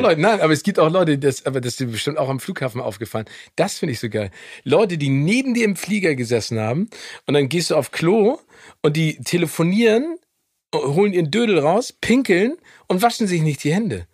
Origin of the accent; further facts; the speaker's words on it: Hamburg, Germany; also born or lived in Phoenix, Arizona, United States; Ich bin äh, in Hamburg aufgewachsen. Also, ja, also ich, ich, bin geboren in Amerika